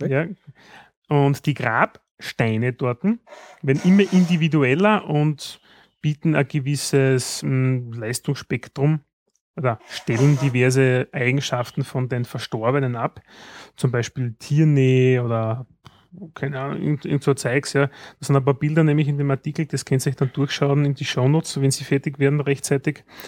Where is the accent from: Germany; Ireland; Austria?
Austria